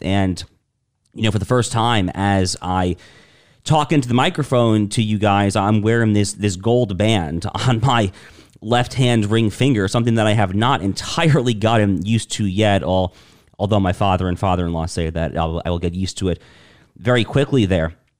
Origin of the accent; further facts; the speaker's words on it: United States; as an American